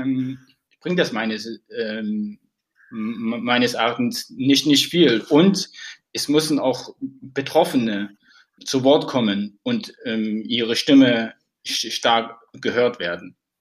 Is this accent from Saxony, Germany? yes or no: yes; Plauen, Saxony, Germany; Plauen war die Stadt, wo ich aufgewachsen bin und zur Schule gegangen bin